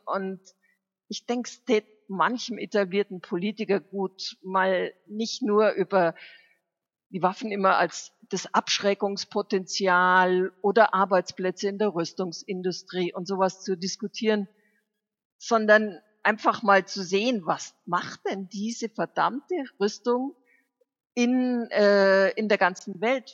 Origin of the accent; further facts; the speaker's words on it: Germany; Bei uns in Deutschland